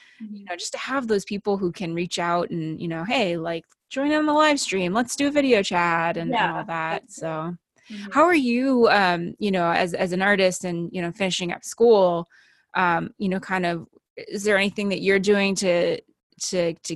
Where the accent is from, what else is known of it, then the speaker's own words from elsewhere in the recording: New Jersey, United States; now in Los Angeles, United States; I grew up on the East Coast. I grew up in New Jersey.